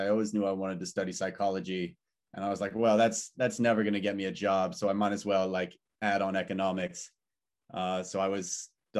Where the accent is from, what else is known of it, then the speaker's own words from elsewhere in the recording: Malibu, California, United States; I was born and raised actually in Malibu, California, to just, you know, some amazing, lovely, working class parents.